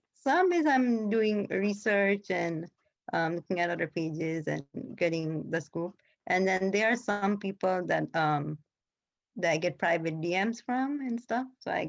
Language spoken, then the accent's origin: English; New Jersey, United States; Oh, no, I'm actually from New Jersey.